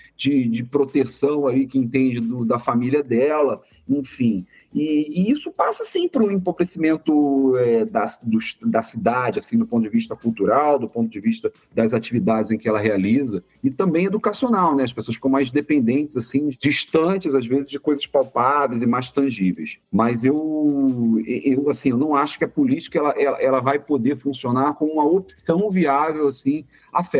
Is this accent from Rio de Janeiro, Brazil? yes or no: yes; Rio de Janeiro, Brazil; Um prazer também falar da minha terra natal